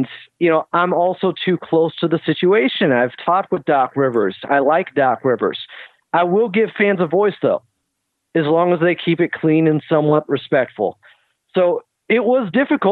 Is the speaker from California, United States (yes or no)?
yes; Sacramento, California, United States; now in Southern California, United States; when I was growing up in Sacramento